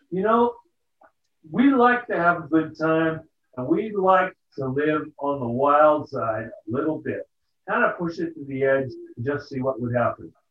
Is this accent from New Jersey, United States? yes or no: no; California, United States; we're from Southern California trying to take over a town.